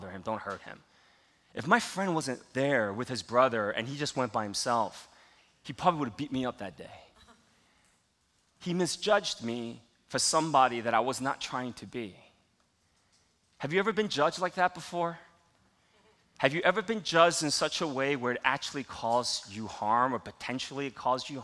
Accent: Palisades Park, New Jersey, United States; also born or lived in Queens, New York; I grew up in Palisades Park, New Jersey, back in the 80s and 90s.

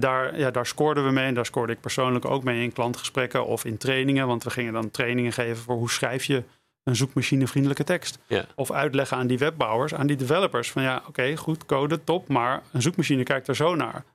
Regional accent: Amsterdam, North Holland, Netherlands; moved away as an adult; also born or lived in Utrecht; Ik heb gekozen voor Utrecht, ondanks dat ik uit Amsterdam kwam.

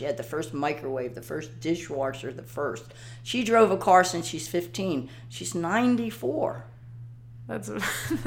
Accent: Philadelphia, Pennsylvania, United States; moved away; also born or lived in Ocean City, New Jersey; when I was a kid, I was from South Philly

